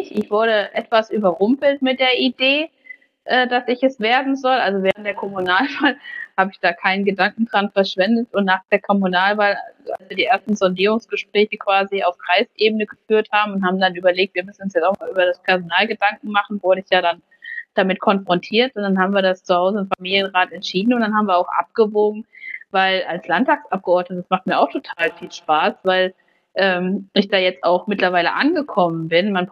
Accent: Baunatal, Hesse, Germany; dann habe ich mich aber letztendlich für meine Heimatstadt entschieden und habe gesagt, hier in Baunatal kann man gestalten

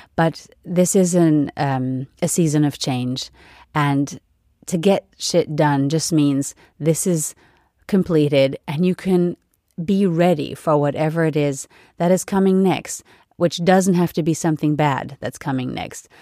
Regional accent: United States; now in Europe; being an American and having lived there for several years

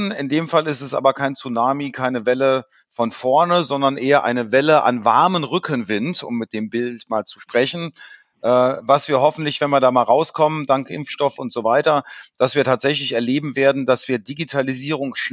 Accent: Rhineland, Germany; born there; Naja, als, als gebürtiger Rheinländer ist das das Thema Feiern, das Thema Feiern mit Familie und Freunden.

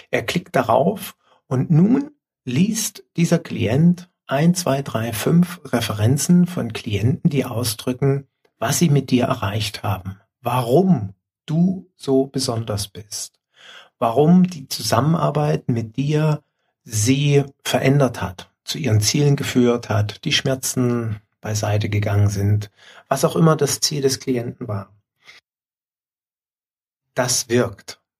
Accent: Leipzig, Saxony, Germany; born there; also born or lived in Dresden; Weil ich als gebürtiger Leipziger mich heute tatsächlich bei den Leipzigern bedanken muss.

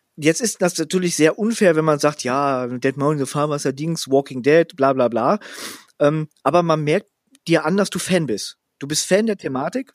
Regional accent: Gelsenkirchen, North Rhine-Westphalia, Germany; ich bin ja aufgewachsen in Schaffrath. Das ist so ein Vorort von einem Vorort von Buhr, was ein Teil von Gelsenkirchen ist.

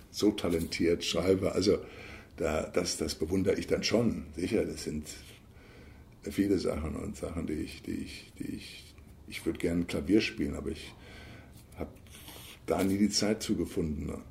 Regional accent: Bavaria, Germany; ich komme ja aus Bayern.

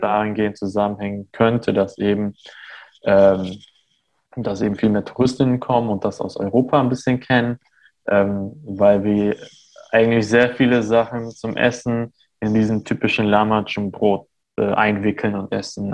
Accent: Armenia; born or raised there; now in Germany

